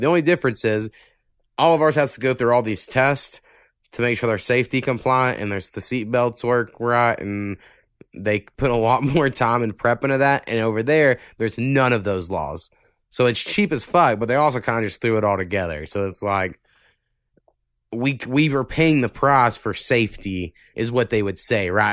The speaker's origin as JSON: {"language": "English", "region": "the South", "country": "United States", "accent": "Southern", "said": "I've noticed how, like, Southern we sound"}